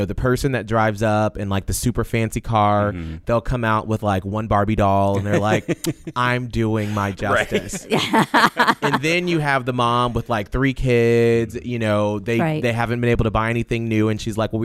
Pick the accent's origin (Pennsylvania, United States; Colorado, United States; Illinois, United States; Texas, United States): Colorado, United States; Denver; born or raised there; also born or lived in Atlanta, Georgia / Panama City; now in Tampa Bay, United States